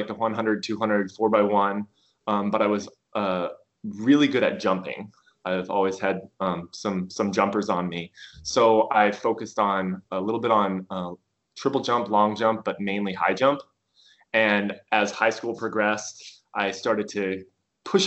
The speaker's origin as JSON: {"language": "English", "town": "Pierce", "region": "Nebraska", "country": "United States", "tie": "born or raised there", "said": "growing up in Pierce, Nebraska, a small farm community"}